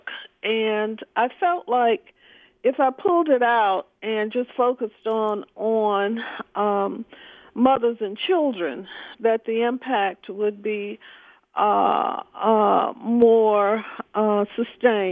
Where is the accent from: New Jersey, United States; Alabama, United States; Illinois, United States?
Alabama, United States; Birmingham; I grew up in the Deep South in Birmingham, Alabama